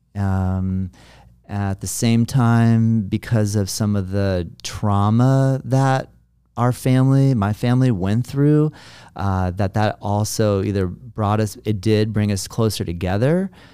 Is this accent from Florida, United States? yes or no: yes; Juno Beach, Florida, United States; moved away; also born or lived in US West Coast; now I'm in my hometown and my family is here